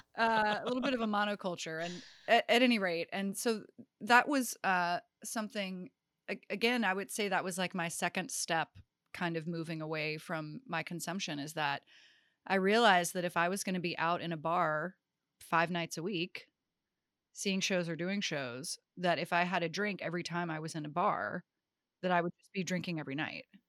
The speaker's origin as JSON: {"language": "English", "town": "Greensboro", "region": "North Carolina", "country": "United States", "tie": "born or raised there", "said": "I grew up in Greensboro, North Carolina"}